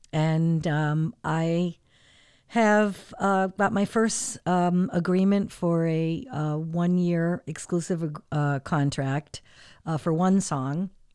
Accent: Portland, Connecticut, United States; also born or lived in California; now in Hartford, United States; I'm actually originally from Portland.

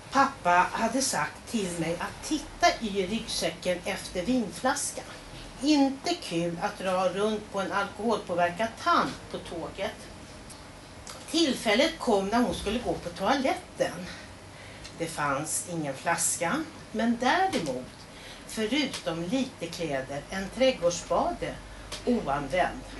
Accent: Karlstad, Värmland, Sweden; Men jag växte upp i Karlstad

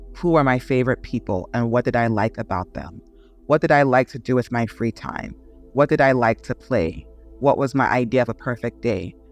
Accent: Nigeria; also born or lived in Oklahoma, United States; now in United States; I grew up in, mostly in Nigeria. I was born in the States, born in Oklahoma, uh, but moved to Nigeria really young.

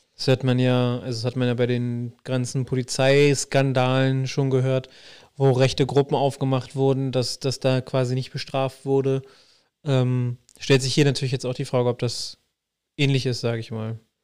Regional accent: Berlin, Germany; bin ja groß geworden in Wilmersdorf.

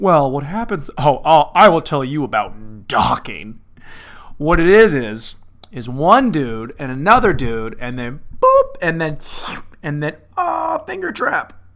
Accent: Lynden, Washington, United States; moved away; in Linden, my hometown

